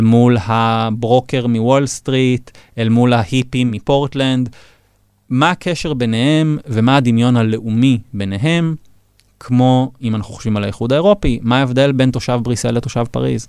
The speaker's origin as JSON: {"language": "Hebrew", "country": "Israel"}